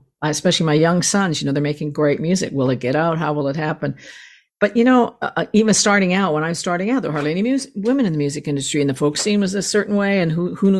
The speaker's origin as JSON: {"language": "English", "country": "Canada", "said": "as a Canadian"}